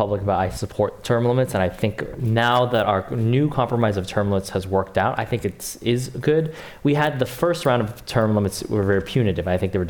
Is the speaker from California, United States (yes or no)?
yes; South Bay, California, United States; for my district where I grew up in the South Bay